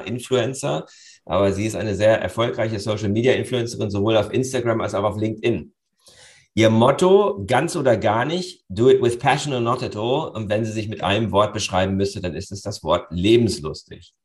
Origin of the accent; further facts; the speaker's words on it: Germany; bei uns in Deutschland